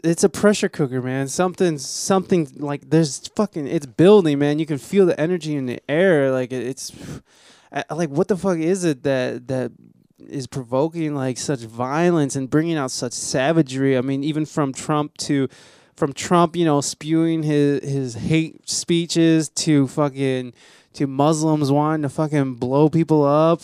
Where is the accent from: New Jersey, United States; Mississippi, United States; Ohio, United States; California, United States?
Ohio, United States; I'm from Ohio